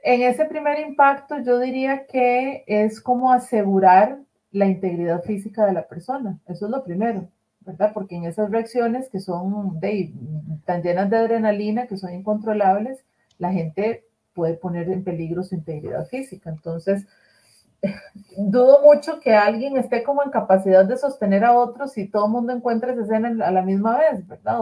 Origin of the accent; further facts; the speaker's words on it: Costa Rica; aquí en mi país, en Costa Rica